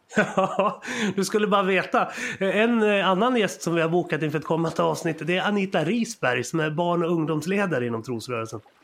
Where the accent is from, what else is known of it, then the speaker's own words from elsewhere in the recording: Sweden; vi svenskar